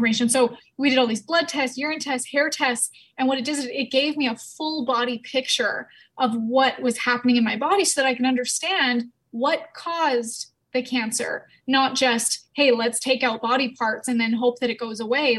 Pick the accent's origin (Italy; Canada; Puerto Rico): Canada; I'm from Canada